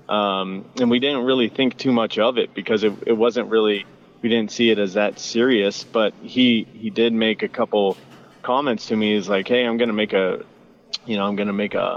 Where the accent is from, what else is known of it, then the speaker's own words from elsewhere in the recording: Las Vegas, Nevada, United States; moved away as an adult; now in St. George, United States; I'm from Las Vegas, and I just recently moved to St. George.